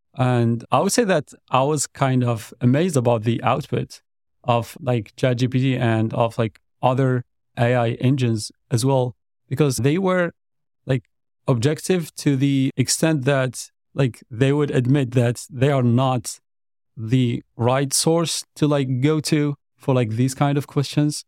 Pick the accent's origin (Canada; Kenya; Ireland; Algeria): Algeria; moved away as an adult; now in Dallas, United States; back in my country. So like I'm originally also from Algeria.